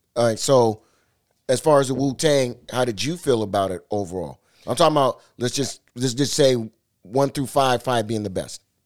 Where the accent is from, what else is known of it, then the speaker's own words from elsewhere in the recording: Seattle, Washington, United States; I'm from the town